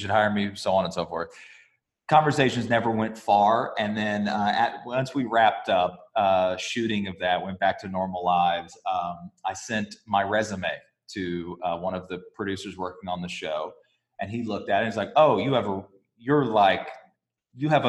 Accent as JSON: {"language": "English", "region": "Alabama", "country": "United States", "tie": "born or raised there", "moved": "as an adult", "said": "growing up in Alabama"}